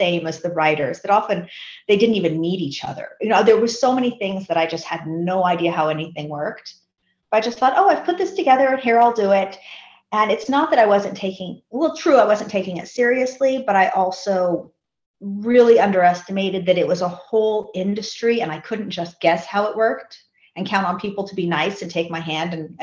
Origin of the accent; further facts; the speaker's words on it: Seattle, Washington, United States; I grew up in Seattle.